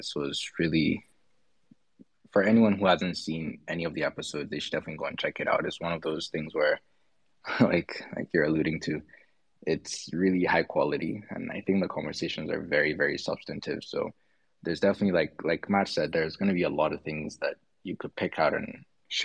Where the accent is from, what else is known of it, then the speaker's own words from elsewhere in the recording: Nigeria; I am a Nigerian